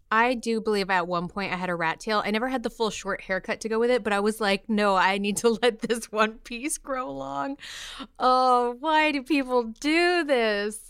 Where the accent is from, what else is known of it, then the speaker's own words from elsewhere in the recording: New York, United States; I'm from New York